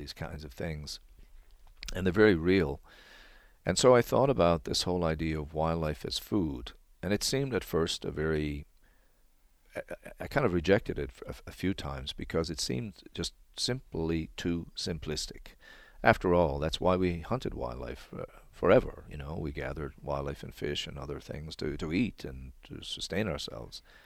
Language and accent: English; Newfoundland and Labrador, Canada; I come from Newfoundland